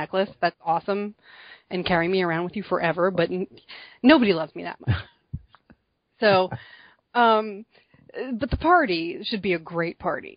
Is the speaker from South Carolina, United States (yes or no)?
no; New Jersey, United States; I am from New Jersey